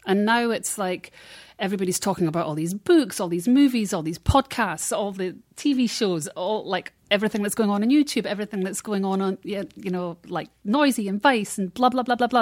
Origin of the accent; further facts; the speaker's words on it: Scotland, United Kingdom; now in Los Angeles, United States; in Scotland, you felt part of the United Kingdom